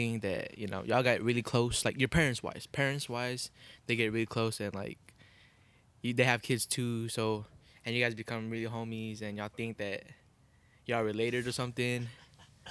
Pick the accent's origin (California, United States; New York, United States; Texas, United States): Texas, United States; I was born in Texas, American